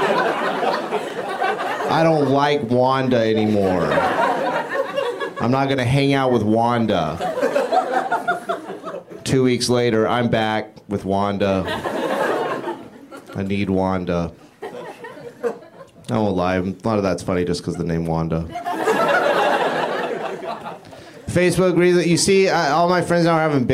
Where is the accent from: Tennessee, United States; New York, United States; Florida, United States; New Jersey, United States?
Florida, United States; now in California, United States; I'm originally from Florida